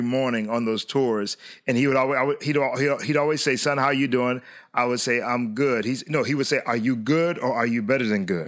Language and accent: English; Hollywood, Florida, United States; we were raised in South Florida in the city of Hollywood